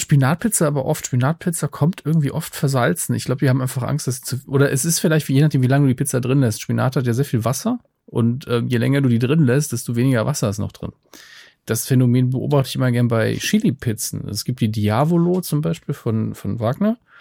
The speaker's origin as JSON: {"language": "German", "country": "Germany", "tie": "born or raised there", "said": "ich bin ja in der Nähe des Elsass groß geworden"}